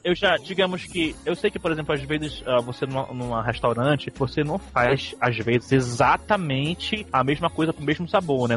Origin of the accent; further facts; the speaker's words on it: Belém, Pará, Brazil; Eu sou de Belém